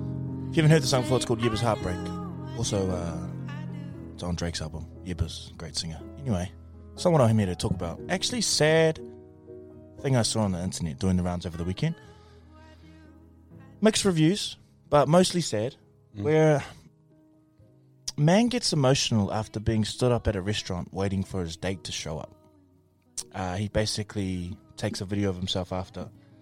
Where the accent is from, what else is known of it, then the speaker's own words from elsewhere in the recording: Jordan; I'm from Jordan.